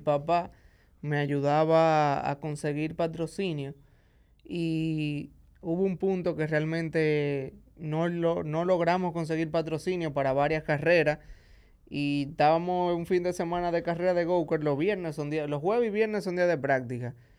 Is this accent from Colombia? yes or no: no; Santo Domingo, Distrito Nacional, Dominican Republic; also born or lived in Santiago, Dominican Republic; yo nací en Santiago. luego de los seis años de edad, a mi papá le dieron otro trabajo en la capital, aquí en Santo Domingo, y vinimos a vivir aquí